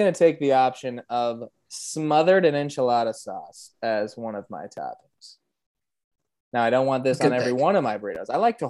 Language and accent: English; United States; I'm American